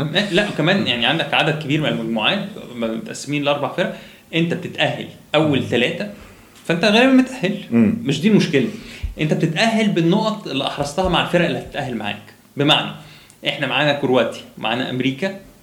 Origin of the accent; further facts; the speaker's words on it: Egypt; عندنا في مصر